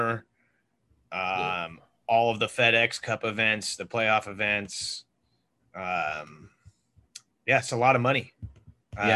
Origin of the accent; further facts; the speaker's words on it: Mexico; my fellow Mexican brethren